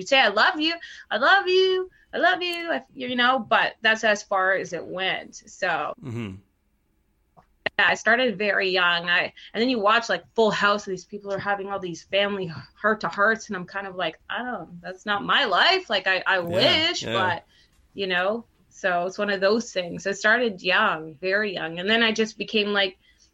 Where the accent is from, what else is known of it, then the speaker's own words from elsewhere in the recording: Cambridge, Ontario, Canada; growing up in Cambridge, Ontario, where I grew up, was predominantly Portuguese